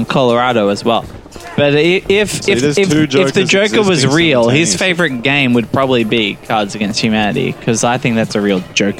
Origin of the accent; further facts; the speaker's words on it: Australia; now in Dubai, United Arab Emirates; as an Aussie